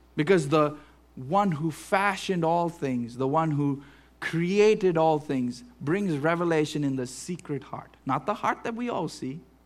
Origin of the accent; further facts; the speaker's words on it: Western Pennsylvania, United States; we are American or Western Pennsylvanian